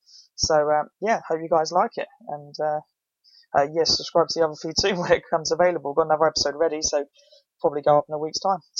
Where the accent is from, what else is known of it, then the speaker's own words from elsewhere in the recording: England, United Kingdom; because I mean, we're all British and it's getting popular